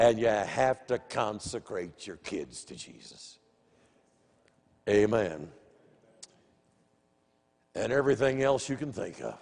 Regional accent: Des Moines, Iowa, United States; I grew up in Des Moines

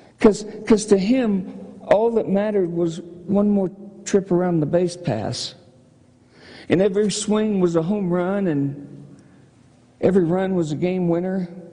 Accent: Michigan, United States; growing up in Michigan

